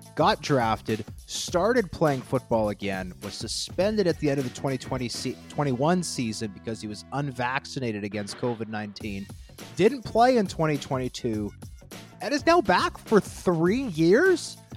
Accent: Canada; our population as a country, is already much smaller than the American talent pool

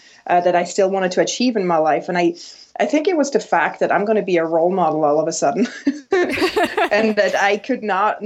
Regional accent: Switzerland; moved away as an adult; now in New York, United States; But so I grew up in Switzerland

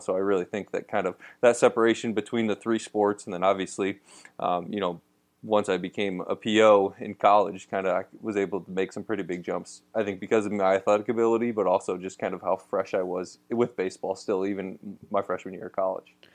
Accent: Oregon, Ohio, United States; where I'm from, Oregon, Ohio, right outside Toledo

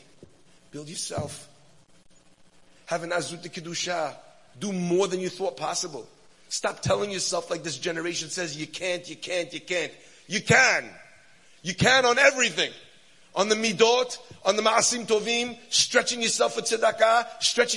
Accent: United States; I'm an American yeshiva bacher

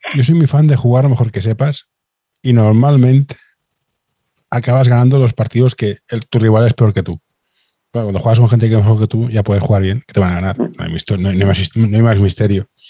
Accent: Barcelona, Catalonia, Spain; Yo, que soy de Barcelona

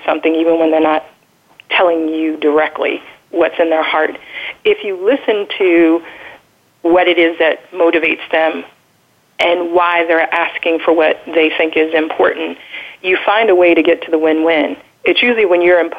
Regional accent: United States; I'm the American

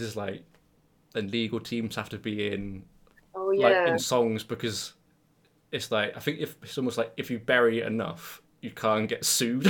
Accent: near Bristol, South West England, United Kingdom; I'm from near Bristol, but I go to most of my gigs in London.

